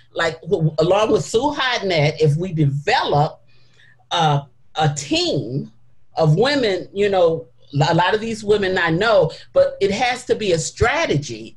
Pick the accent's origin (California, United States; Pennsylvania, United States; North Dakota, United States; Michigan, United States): Michigan, United States; Detroit; I don't live in Detroit now. I was born and raised in Detroit